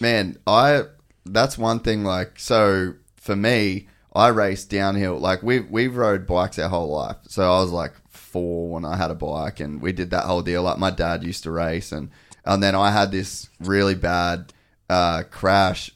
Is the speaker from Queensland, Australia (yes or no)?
yes; Cairns, Queensland, Australia; I grew up in Cairns